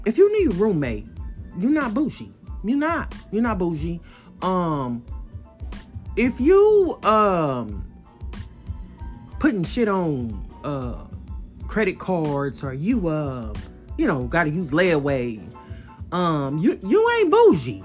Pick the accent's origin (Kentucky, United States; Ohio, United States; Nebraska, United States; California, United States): California, United States; San Bernardino; now in Fort Worth, United States; coming at you from Fort Worth, Texas, born and raised in San Bernardino, California